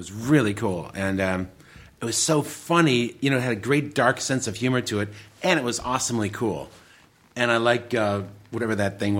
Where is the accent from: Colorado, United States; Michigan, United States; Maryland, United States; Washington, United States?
Michigan, United States; Detroit; also born or lived in Royal Oak; Well, I was born in Royal Oak, but I lived in the city of Detroit proper.